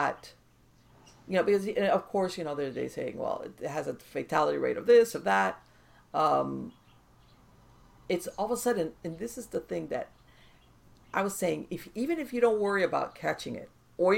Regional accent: Miami, Florida, United States; I was born and raised here in Miami in South Florida

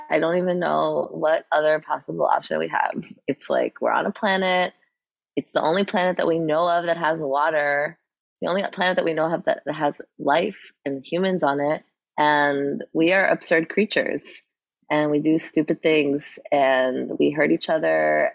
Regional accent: New York City, New York, United States; I grew up in New York City

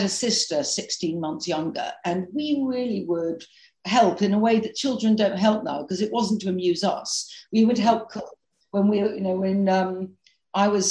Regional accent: London, United Kingdom; I grew up in London, really central London.

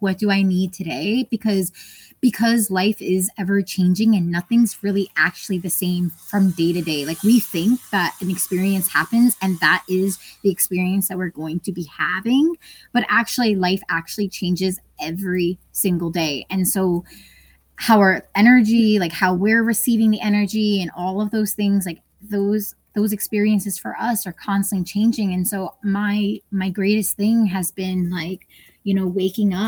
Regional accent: New York City, New York, United States; moved away as an adult; I grew up in New York

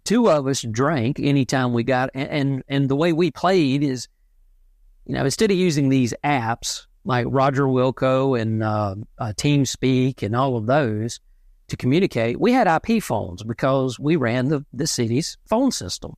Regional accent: South Central Georgia, United States; I was born and raised in South Central Georgia, the Bible Belt

